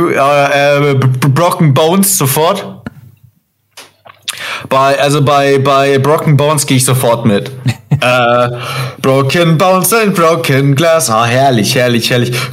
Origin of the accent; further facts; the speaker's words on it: Burghausen, Bavaria, Germany; born there; ich bin in Burghausen geboren, nämlich.